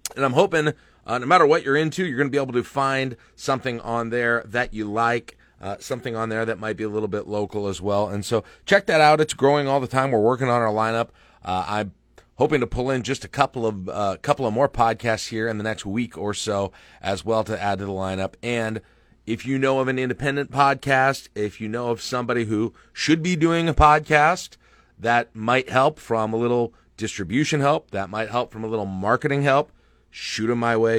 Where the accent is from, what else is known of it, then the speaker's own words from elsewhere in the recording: Lincoln, Nebraska, United States; also born or lived in Mitchell, South Dakota; my memories of growing up in Lincoln really start there in nineteen eighty-six